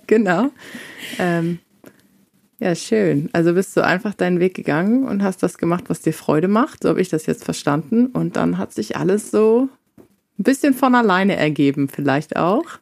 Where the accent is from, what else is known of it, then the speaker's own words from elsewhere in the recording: Northern Germany, Germany; ich komme ganz aus dem Norden